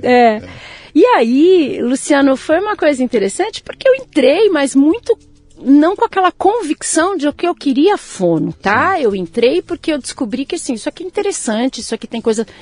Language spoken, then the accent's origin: Portuguese; São Paulo, Brazil; Eu nasci aqui, em São Paulo, São Paulo. Beneficência Portuguesa. Eita! Em 68. Hum. É, sou o recheio de um sanduíche. Tenho um irmão mais velho, que também nasceu em São Paulo, e uma irmã mais nova, que também nasceu em São Paulo. E desde então sempre estive em São Paulo